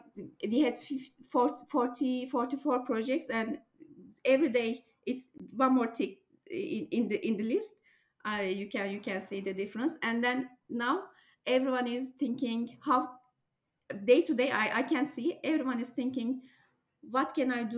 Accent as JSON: {"language": "English", "country": "Turkey", "said": "I'm from Turkey"}